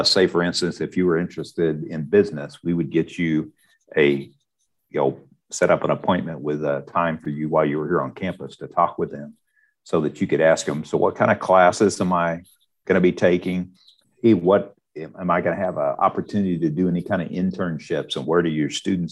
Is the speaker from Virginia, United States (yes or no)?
no; Higginsville, Missouri, United States; I'm actually live and I'm from Higginsville, which is just up the road. So I knew all these schools from growing up